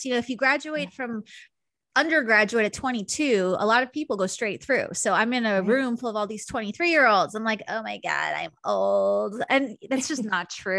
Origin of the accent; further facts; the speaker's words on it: Long Island, New York, United States; I grew up in New York in a pretty, you know, like stereotypically Long Island Jewish family